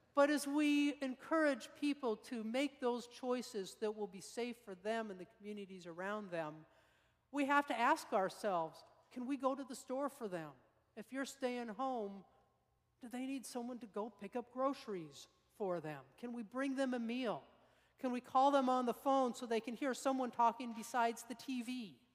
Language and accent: English; Salt Lake City, Utah, United States; moved away; I grew up in Salt Lake uh, high school years